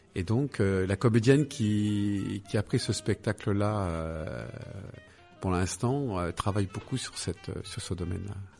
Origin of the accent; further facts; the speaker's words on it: Paris, Île-de-France, France; moved away; je suis né à Paris, dans le 15e